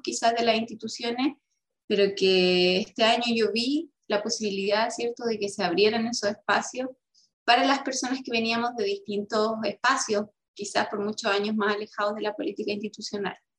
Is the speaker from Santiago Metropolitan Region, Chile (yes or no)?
no; Rengo, O'Higgins, Chile; soy renguina, nací en Rosario, en una localidad de la comuna de Rengo, en la sexta región